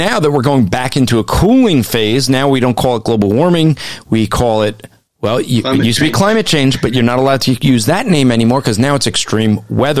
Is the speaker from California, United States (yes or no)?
no; New Jersey, United States; I'm from Jersey